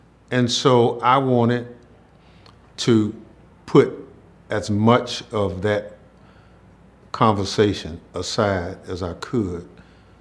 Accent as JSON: {"language": "English", "region": "Mississippi", "country": "United States", "tie": "born or raised there", "said": "this is my hometown"}